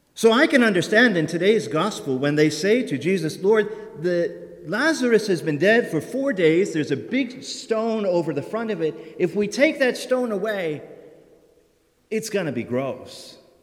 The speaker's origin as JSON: {"language": "English", "country": "United States", "moved": "yes", "said": "I am originally from Perry County, and where my parents live is a very, very rural and heavily wooded area"}